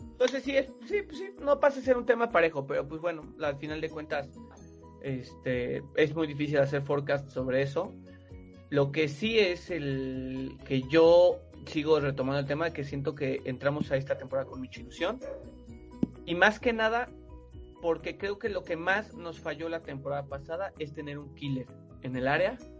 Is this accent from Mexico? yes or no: yes; Mexico; somos mexicanos